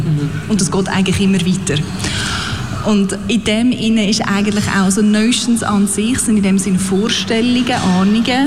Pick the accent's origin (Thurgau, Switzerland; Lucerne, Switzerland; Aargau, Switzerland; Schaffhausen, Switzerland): Aargau, Switzerland; Aarau; moved away as an adult; also born or lived in London / Berlin / Netherlands; ich bin im Kanton Aargau aufgewachsen, in Aarau, äh, bin dort auch immer in die Schule gegangen